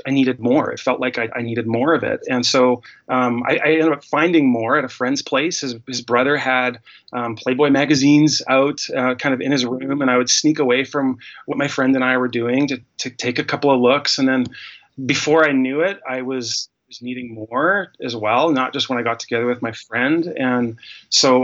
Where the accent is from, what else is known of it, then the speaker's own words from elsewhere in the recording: Winnipeg, Manitoba, Canada; now in Calgary, Canada; I grew up in Winnipeg, Manitoba, in the middle of Canada